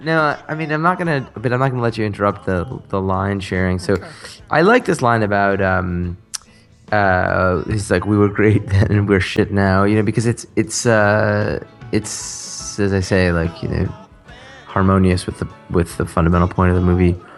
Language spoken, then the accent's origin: English; United States; fond of being American